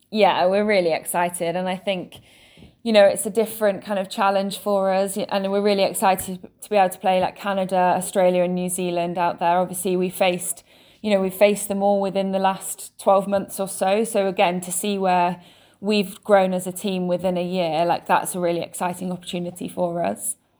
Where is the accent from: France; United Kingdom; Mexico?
United Kingdom; England; I was born and raised in England